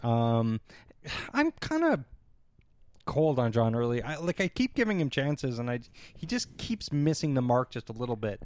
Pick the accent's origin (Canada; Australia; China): Canada; as a Canadian